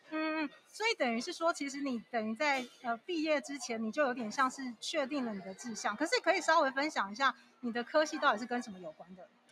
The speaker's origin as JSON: {"language": "Chinese", "region": "southern Taiwan", "country": "Taiwan", "said": "我们都是南部人"}